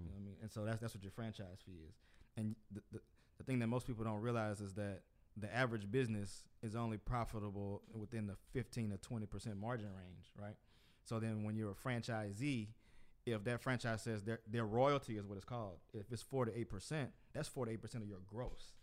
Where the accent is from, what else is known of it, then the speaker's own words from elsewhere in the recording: Port Arthur, Texas, United States; from my hometown, Port Arthur, Texas